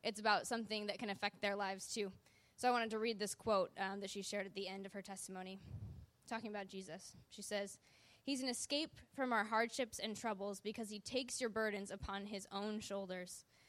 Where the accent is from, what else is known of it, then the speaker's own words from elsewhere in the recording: Wisconsin, United States; now in Southern California, United States; I was born in Wisconsin